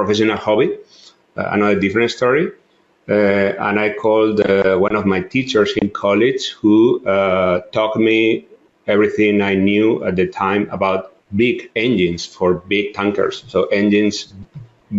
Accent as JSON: {"language": "English", "town": "Madrid", "region": "Community of Madrid", "country": "Spain", "tie": "born or raised there", "also_born_or_lived": "Barcelona", "said": "So I'm originally from Spain. I was born in Barcelona, although I grew up in Madrid."}